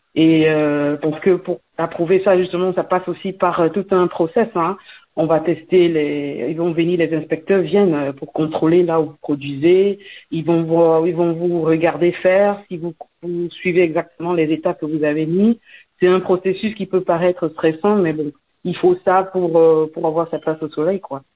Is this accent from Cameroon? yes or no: yes; Cameroon; moved away as an adult; also born or lived in Belgium; now in United States; Je suis née au Cameroun, c'est vrai, dans les années 80. J'ai grandi là-bas, j'ai fait mon secondaire